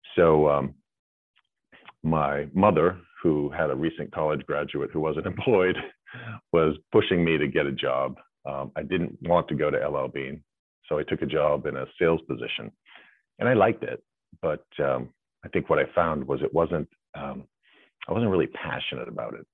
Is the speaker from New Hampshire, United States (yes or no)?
yes; New Hampshire, United States; I grew up in New Hampshire